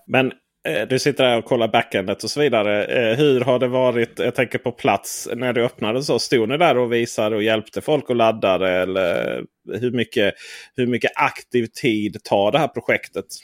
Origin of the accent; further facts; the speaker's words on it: Skåne, Sweden; som skåning